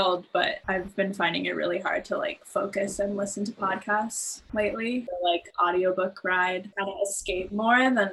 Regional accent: San Francisco, California, United States; now in New York, United States; I'm from San Francisco

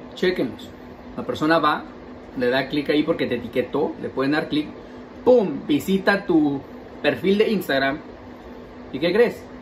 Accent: Mexico City, Mexico; yo soy chilango

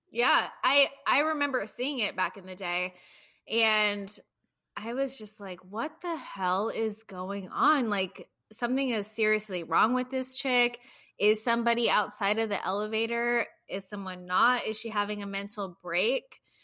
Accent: United States; as an American

